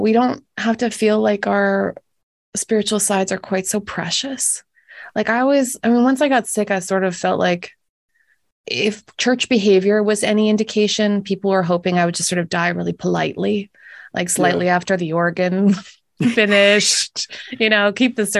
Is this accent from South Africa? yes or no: no; Winnipeg, Manitoba, Canada; born or raised there